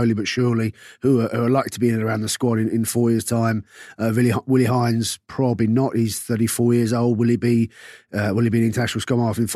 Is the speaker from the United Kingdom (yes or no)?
yes; London, United Kingdom; I'm from South London